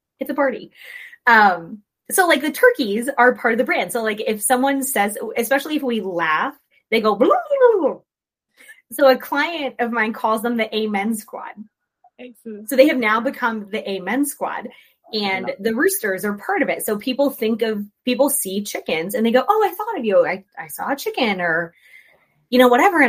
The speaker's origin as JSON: {"language": "English", "region": "Florida", "country": "United States", "said": "I'm from Florida."}